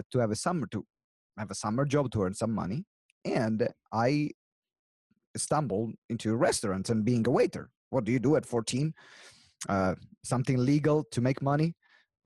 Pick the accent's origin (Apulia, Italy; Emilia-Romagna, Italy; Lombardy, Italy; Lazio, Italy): Emilia-Romagna, Italy; Maranello; now in England; my origin, I come from Italy, and in particular, the city where I come from is Maranello, which is close to Modena and Bologna, center north of Italy